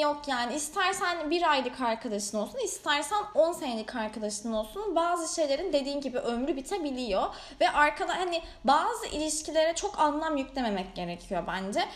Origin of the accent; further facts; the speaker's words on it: Bandırma, Balıkesir, Turkey; also born or lived in Erdek / Istanbul; Bandırmalıyım, yazları Erdek'teyim.